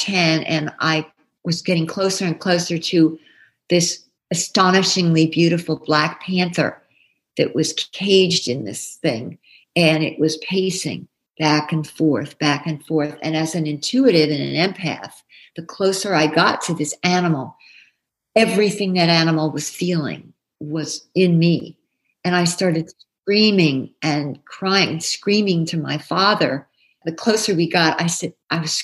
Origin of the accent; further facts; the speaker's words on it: New Jersey, United States; I grew up in New Jersey